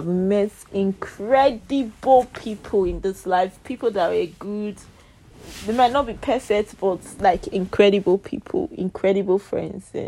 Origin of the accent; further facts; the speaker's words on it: Nigeria; I'm Nigeria. We speak Pidgin English majorly.